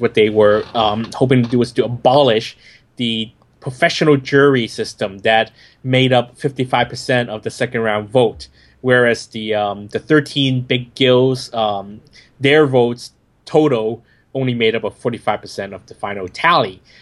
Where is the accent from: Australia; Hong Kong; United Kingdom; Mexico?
Hong Kong; born or raised there